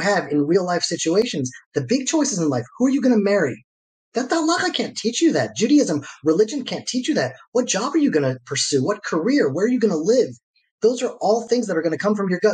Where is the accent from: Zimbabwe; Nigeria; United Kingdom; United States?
United States; Atlanta, Georgia; now in Israel; I grew up in Atlanta, Georgia